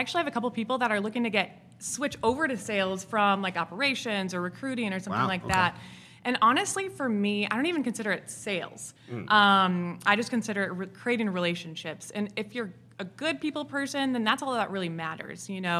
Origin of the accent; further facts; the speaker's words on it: Wisconsin, United States; accent: Wisconsin; now in Nashville, United States; I'm originally from Wisconsin, so.